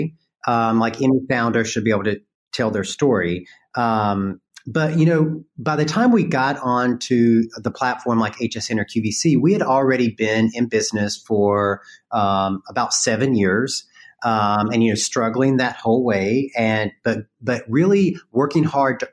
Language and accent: English; North Carolina, United States; accent: Southern; I grew up in North Carolina